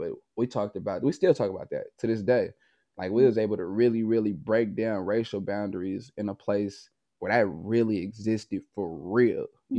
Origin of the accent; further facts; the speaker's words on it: Oakland, California, United States; I'm from Oakland, California. So I was in the Northern California car, in the Bay Area car to be exact.